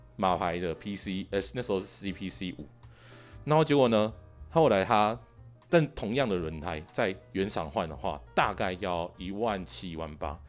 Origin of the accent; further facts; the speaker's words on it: Taiwan; 我们台湾会直接以那个酒精浓度来做测试